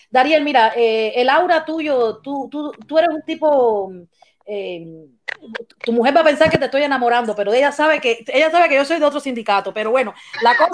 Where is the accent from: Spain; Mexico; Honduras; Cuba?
Cuba; Eh, por mi parte, como como cubana, eh, cuando cuentan estas historias, a mí me, afecta mucho porque a mí me duele que mis compatriotas tengan que pasar todos estos trabajos para llegar a, este país y espero que algún día no, no, sea tan, tan difícil salir de Cuba.